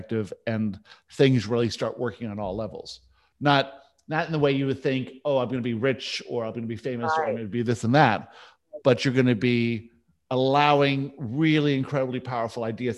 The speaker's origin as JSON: {"language": "English", "town": "Vancouver", "region": "British Columbia", "country": "Canada", "tie": "born or raised there", "also_born_or_lived": "Johannesburg, South Africa", "said": "I was born in Johannesburg"}